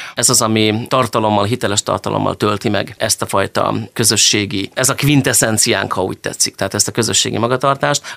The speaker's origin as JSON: {"language": "Hungarian", "town": "Hajós", "region": "Bács-Kiskun", "country": "Hungary", "tie": "born or raised there", "also_born_or_lived": "Izsák", "moved": "as an adult", "lives_now": "Szeged, Hungary", "said": "ahol felnőttem hazajöttem. És akkor én visszamentem a hajósi nevelőotthonba"}